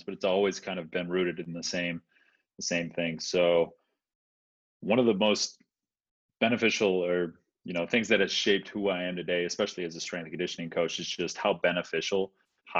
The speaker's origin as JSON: {"language": "English", "town": "Chicago", "region": "Illinois", "country": "United States", "tie": "born or raised there", "said": "from Chicago, born and raised on the South Side"}